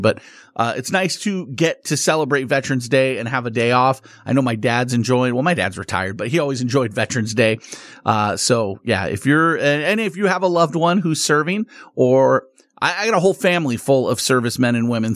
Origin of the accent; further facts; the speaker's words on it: Las Vegas, Nevada, United States; also born or lived in Southern California; I grew up here in Vegas